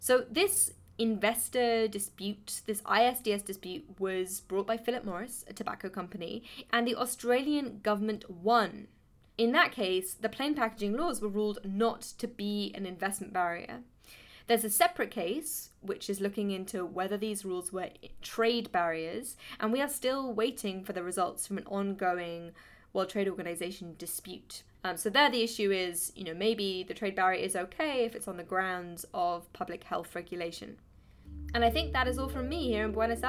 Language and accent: English; United Kingdom; as a Brit